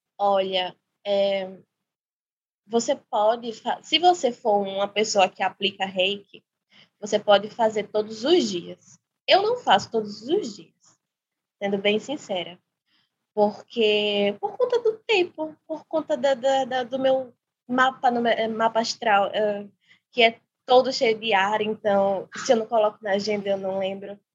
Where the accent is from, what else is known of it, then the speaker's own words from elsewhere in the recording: Maceió, Alagoas, Brazil; sou de Maceió